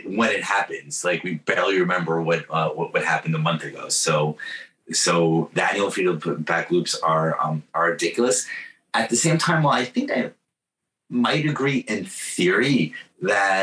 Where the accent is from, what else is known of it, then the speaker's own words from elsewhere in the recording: New York, United States; moved away; also born or lived in Bay Area, California; I'm from New York